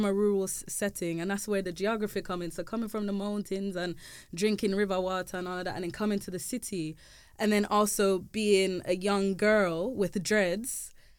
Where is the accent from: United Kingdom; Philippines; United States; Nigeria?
United Kingdom; England; there was always questions around my identity growing up in England